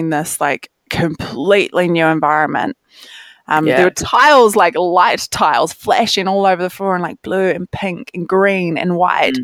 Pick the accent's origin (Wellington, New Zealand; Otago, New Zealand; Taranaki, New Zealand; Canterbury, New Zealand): Canterbury, New Zealand; Rangiora; also born or lived in Cust; this is where like I grew up. So I was born in Rangiora